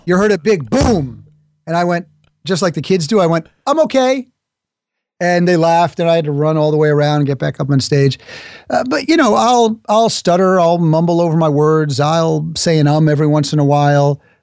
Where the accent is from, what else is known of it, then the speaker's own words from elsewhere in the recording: New York, United States; I'm from New York. New Yorkers talk quickly.